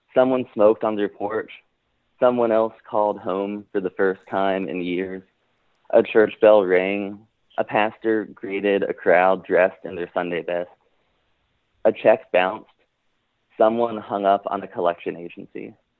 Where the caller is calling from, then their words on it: Richmond, Virginia, United States; I'm calling from Richmond, Virginia